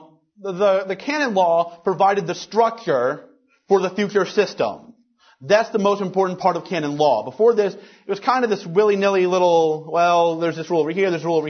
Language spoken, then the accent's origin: English; Louisiana, United States; my home state of Louisiana